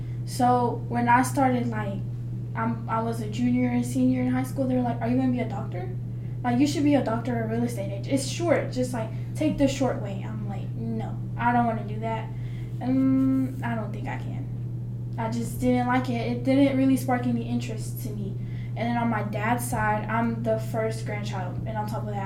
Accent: Fordyce, Arkansas, United States; accent: Southern; moved away as an adult; I am from the South. My accent is way stronger than up here

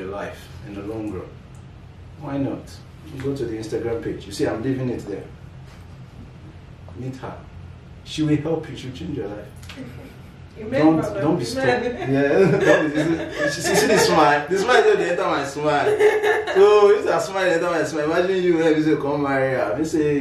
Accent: Delta, Nigeria; now in Toronto, Canada; I'm from Delta State, yeah? I'm a Delta boy.

